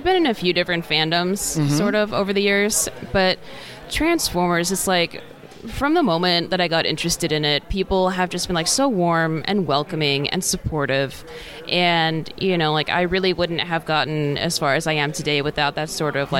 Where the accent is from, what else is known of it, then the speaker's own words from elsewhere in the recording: Port Orchard, Washington, United States; I'm actually from, like, a tiny little town called Port Orchard